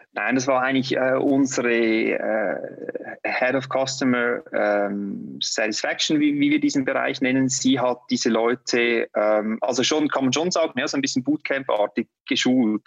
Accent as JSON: {"language": "German", "country": "Switzerland", "said": "bei uns in der Schweiz"}